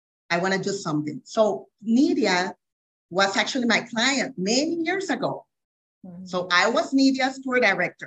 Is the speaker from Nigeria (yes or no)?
no; Costa Rica; I'm from Costa Rica, born and raised.